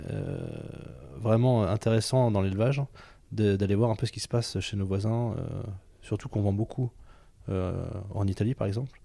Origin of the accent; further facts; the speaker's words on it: Allier, Auvergne-Rhône-Alpes, France; je viens de l'Allier et je suis agriculteur